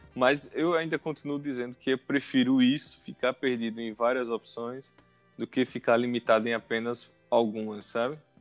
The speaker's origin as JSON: {"language": "Portuguese", "town": "Arapiraca", "region": "Alagoas", "country": "Brazil", "tie": "born or raised there", "also_born_or_lived": "Maceió", "said": "eu nasci em Maceió, mas minha infância e adolescência foi toda em Arapiraca."}